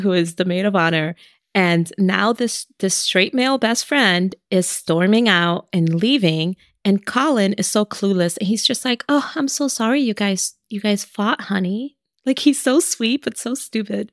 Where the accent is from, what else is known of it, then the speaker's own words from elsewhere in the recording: New York City, New York, United States; that's my hometown